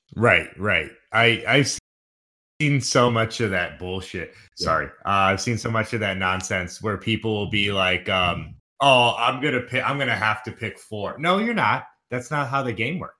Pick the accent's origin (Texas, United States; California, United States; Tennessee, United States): Texas, United States; Houston; moved away; growing up in Houston, we had very specific uh, traditions